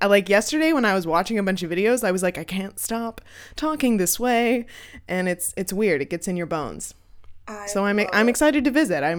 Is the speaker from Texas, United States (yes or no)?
no; New Hampshire, United States; now in Maine, United States; I'm from New Hampshire, so I'm from away. They'll never accept me.